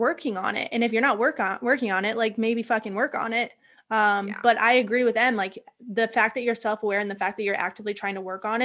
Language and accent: English; Dyersville, Iowa, United States; I'm from Dyersville, Iowa